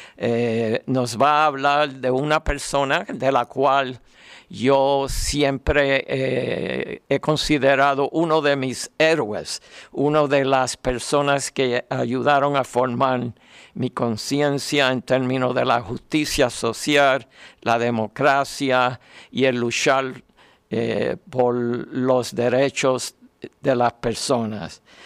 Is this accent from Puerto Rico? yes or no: yes; Puerto Rico; como decimos en Puerto Rico